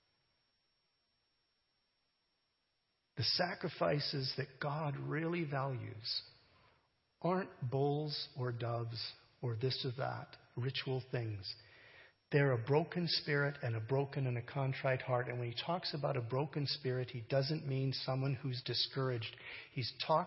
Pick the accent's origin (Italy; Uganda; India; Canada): Canada; I'm a Canadian